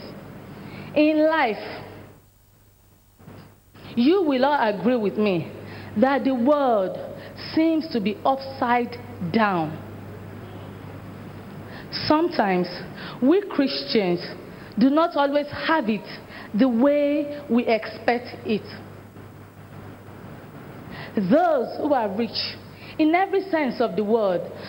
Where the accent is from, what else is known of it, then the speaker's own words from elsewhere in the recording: Nigeria; I'm a Nigerian